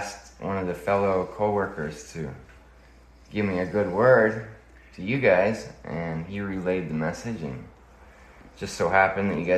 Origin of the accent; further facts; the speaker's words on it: Utah, United States; now in Hawaii, United States; I am originally from Utah. I've been here in Hawaii for about, I'd say like 13 years now.